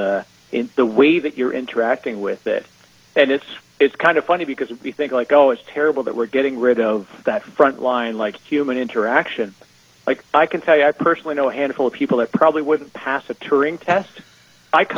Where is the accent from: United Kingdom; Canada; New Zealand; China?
Canada; I'm Canadian, so my English is already a little weird.